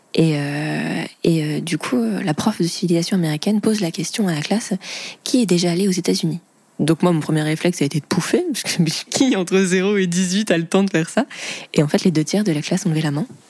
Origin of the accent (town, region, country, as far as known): Vendée, Pays de la Loire, France; born or raised there